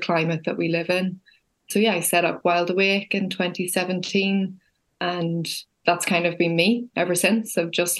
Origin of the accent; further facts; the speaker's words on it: Belfast, Northern Ireland, United Kingdom; also born or lived in countryside (rural area); I grew up in the city. I grew up in Belfast